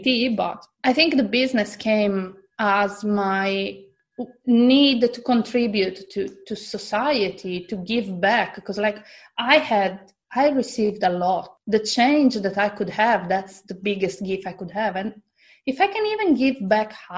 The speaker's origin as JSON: {"language": "English", "country": "Italy", "also_born_or_lived": "Australia", "moved": "as an adult", "said": "I come from Italy and there, it's not normal to change job"}